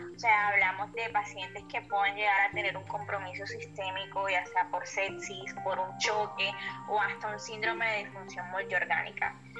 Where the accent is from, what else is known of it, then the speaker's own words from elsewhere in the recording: Barranquilla, Atlántico, Colombia; mi ciudad, Barranquilla y en mi país, Colombia